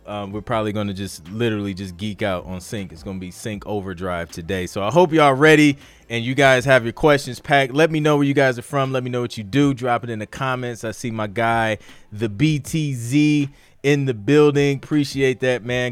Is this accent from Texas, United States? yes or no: no; Ohio, United States; I'm from Ohio